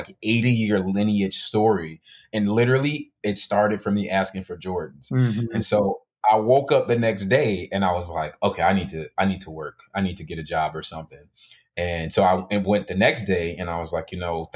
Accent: Chicago, Illinois, United States; I grew up in Chicago

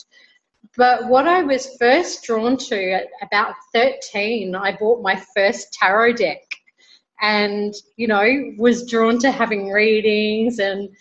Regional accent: Brisbane, Queensland, Australia; now in Colombia; I am originally from Brisbane, Australia, and currently living in Colombia, South America.

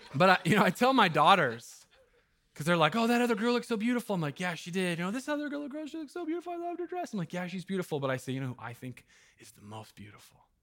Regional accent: Jackson County, Southern Oregon, United States; now in Eugene, United States; I'm from Jackson County down in Southern Oregon

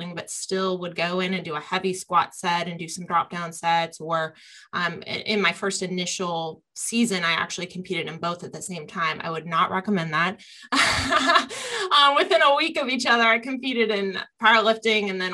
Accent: Columbus, Ohio, United States; growing up around the Arnold and Columbus, Ohio is a real, I'd say, mecca of bodybuilders and strength athletes. We also have Westside here in Columbus.

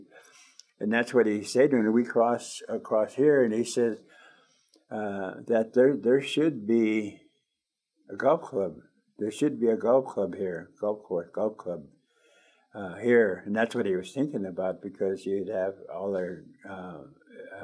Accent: Umatilla Indian Reservation, Northeastern Oregon, United States; I'm from the Umatilla Indian Reservation in Northeastern Oregon

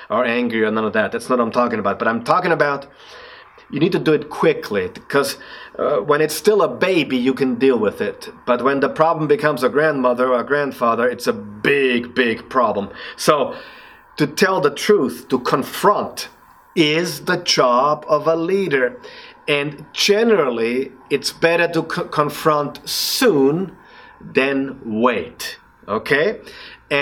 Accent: Austria; accent: Austrian; English is a second language; my Austrian accent

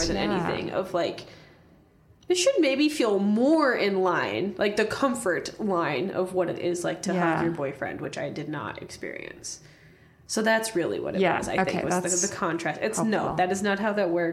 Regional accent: Warsaw, Indiana, United States; I'm from Warsaw, Indiana

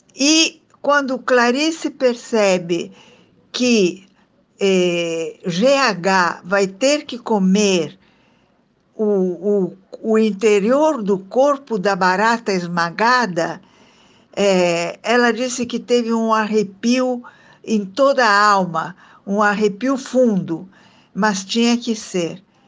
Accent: Italy; now in Brazil; sou de família italiana, sou italiana de nascimento

